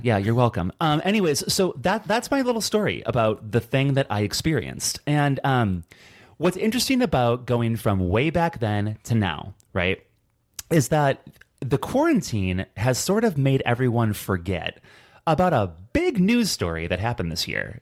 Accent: Hobart, Indiana, United States; my hometown, Hobart, Indiana

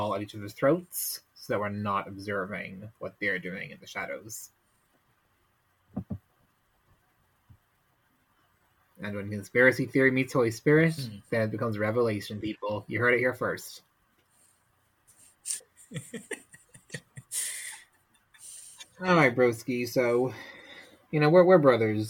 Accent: Ireland; I'm Irish

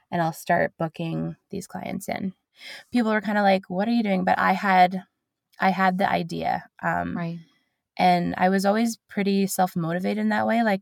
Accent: London, United Kingdom; People in London, I'm from London, people in London were getting to know me, and I was very like local.

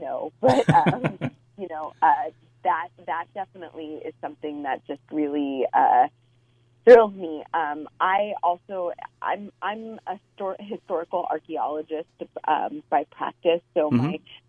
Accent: California, United States; also born or lived in Virginia; trekked it back to California. I'm from California originally, and definitely wanted to stay and live and practice here.

